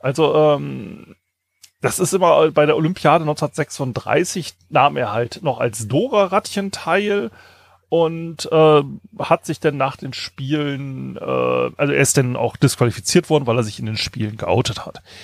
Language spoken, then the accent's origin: German; Kiel, Schleswig-Holstein, Germany; ich als Kieler